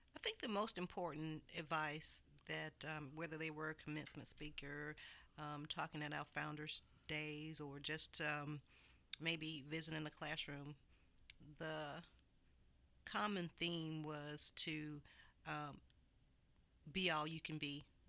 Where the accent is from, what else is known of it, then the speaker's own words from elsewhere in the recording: Montgomery, Alabama, United States; moved away; I am from Montgomery, Alabama.